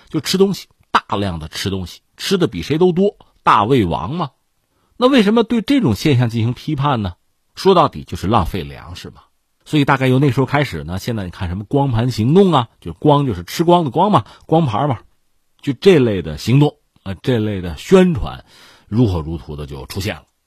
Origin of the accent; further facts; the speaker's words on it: China; 我们中国人